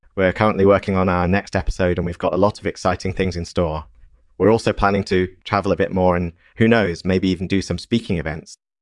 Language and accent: English; Pacific Northwest, United States; I grew up in the Pacific Northwest, and there's a lot of rain and fog up there.